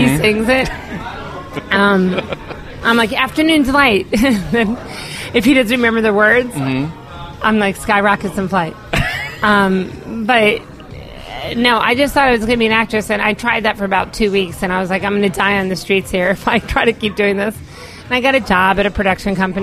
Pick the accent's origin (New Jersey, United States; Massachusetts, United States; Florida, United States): Florida, United States; moved away as an adult; also born or lived in Long Island, New York / Alabama / Tennessee / Georgia; now in New York, United States; I was born in Long Island, and we left my dad when I was about 7, and I grew up in Florida